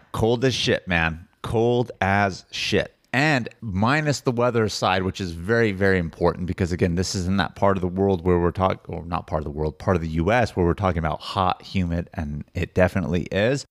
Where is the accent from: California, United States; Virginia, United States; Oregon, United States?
California, United States; also born or lived in San Diego; as a Californian